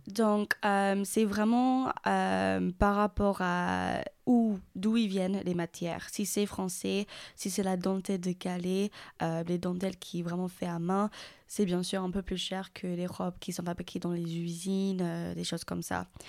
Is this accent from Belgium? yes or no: no; England, United Kingdom; French is a second language; now in Périgueux, France; je suis anglaise, donc, euh, si ça s'entend pas par rapport à mon accent